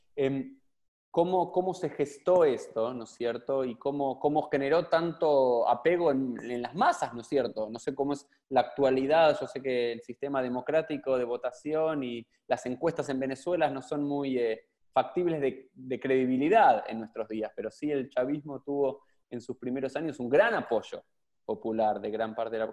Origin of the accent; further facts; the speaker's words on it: Argentina; como argentinos, porque no es que acá en la Argentina estamos